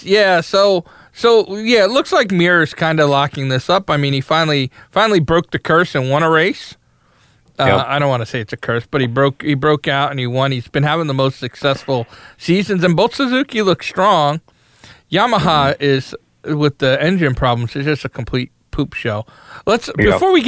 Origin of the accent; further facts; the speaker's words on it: United States; I'm an American